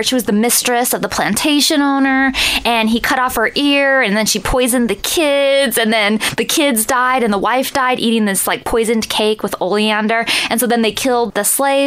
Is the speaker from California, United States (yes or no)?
yes; Northern California, United States; I'm from Northern California